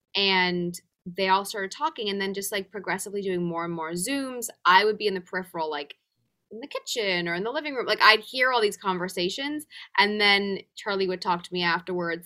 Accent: England, United Kingdom; moved away; also born or lived in Los Angeles, United States; growing up in England, anytime I hear a British accent, I feel straight back to comfort, to youth, to home in a sense. Even though LA is home, England will always be the other home

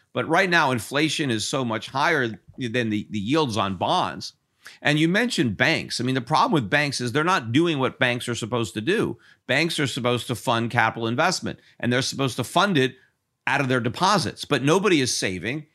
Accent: Connecticut, United States; I was born in Connecticut, and I lived in Connecticut, and I still have a house in Connecticut.

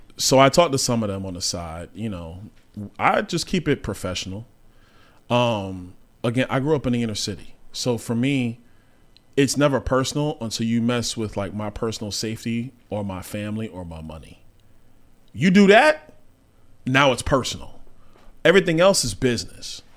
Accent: New York City, New York, United States; I grew up in Brooklyn, New York

